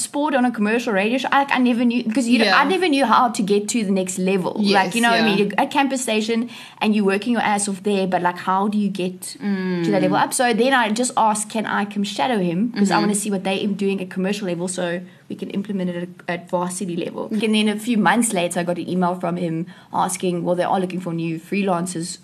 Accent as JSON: {"language": "English", "town": "East London", "region": "Eastern Cape", "country": "South Africa", "tie": "born or raised there", "also_born_or_lived": "Stellenbosch", "moved": "as an adult", "said": "I grew up in East London and went to Hoërskool Grens."}